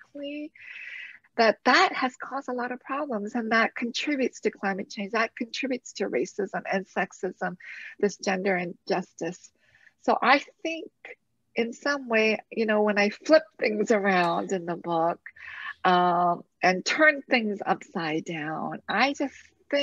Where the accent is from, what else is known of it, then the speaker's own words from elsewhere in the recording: London, Ontario, Canada; I grew up in London, Ontario, where we said the Lord's Prayer every morning